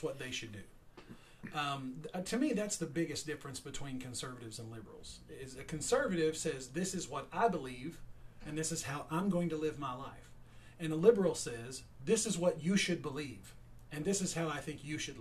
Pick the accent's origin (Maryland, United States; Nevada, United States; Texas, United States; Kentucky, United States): Kentucky, United States; Edmonson County; born and raised here, lived here my entire life.